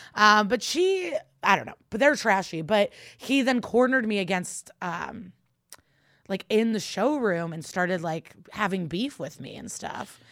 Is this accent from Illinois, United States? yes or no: yes; Chicago, Illinois, United States; moved away; I'll be back home in Chicago in January